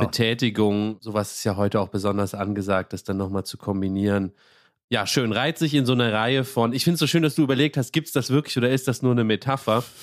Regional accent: Rhineland-Palatinate, Germany; ich komme ja aus Rheinland-Pfalz

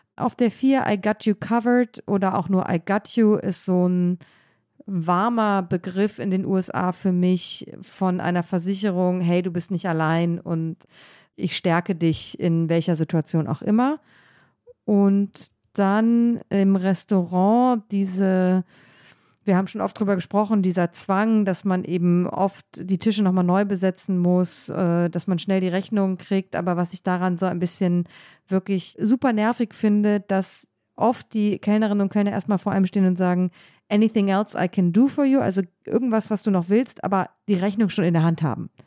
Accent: Germany; moved away; also born or lived in Ohio, United States; I'm a German Journalist, ich komme aus Deutschland, bin Journalistin

